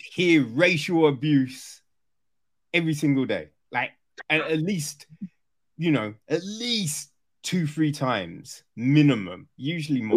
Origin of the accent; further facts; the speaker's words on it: Orpington, London, United Kingdom; so I grew up in Kent, right? Grew up in Orpington